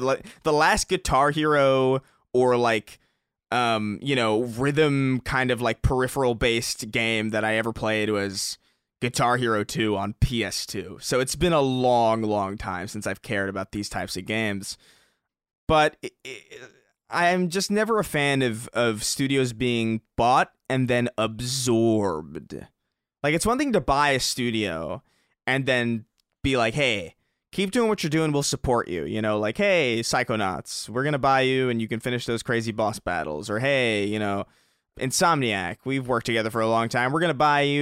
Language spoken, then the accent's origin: English; New York, United States; I grew up in New York